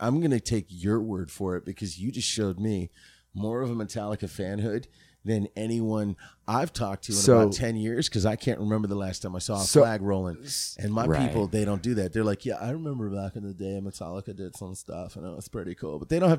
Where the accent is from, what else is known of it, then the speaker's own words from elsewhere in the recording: Florida, United States; I'm from South Florida.